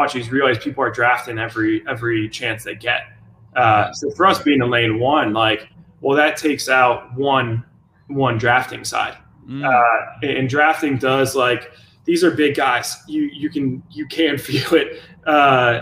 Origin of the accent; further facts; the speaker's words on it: Jacksonville, Florida, United States; also born or lived in Chicago; I was born in Chicago, grew up in Jacksonville